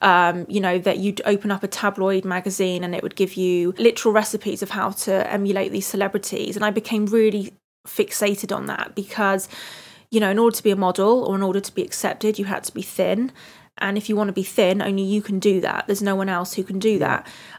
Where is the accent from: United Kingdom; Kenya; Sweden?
United Kingdom; I love being British most of the time. I love fish and chips, roast dinners, tea.